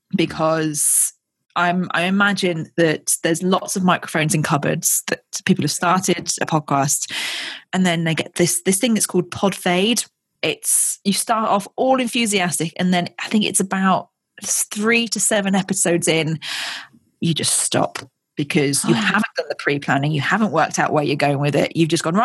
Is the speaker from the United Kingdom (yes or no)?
yes; Ascot, South East England, United Kingdom; I was born in Royal Berkshire very close to Windsor